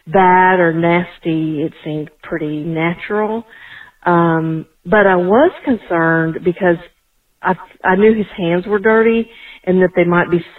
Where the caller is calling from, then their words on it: Atlanta, Georgia, United States; I'm from Atlanta.